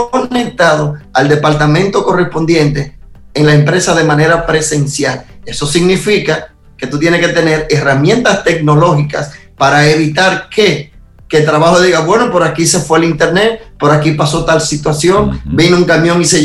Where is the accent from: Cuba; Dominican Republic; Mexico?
Dominican Republic; now in Israel; aunque yo soy dominicano y estoy en Israel, ese espacio de mi embajada es República Dominicana